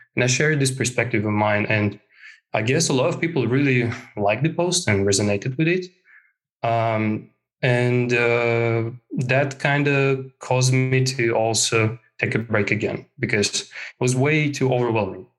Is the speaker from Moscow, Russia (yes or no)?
yes; Moscow, Russia; moved away as an adult; now in Helsinki, Finland; I come from Moscow, Russia. Uh, I uh, and I live in Finland, in Helsinki right now